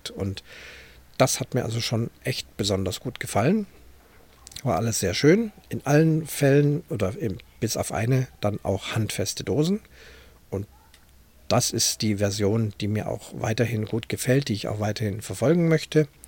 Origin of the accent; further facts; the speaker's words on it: Munich, Bavaria, Germany; born there; die auch ich als gebürtiger Münchner und jemand, der also auch in der Fußgängerzone sich in- und auswendig auskennt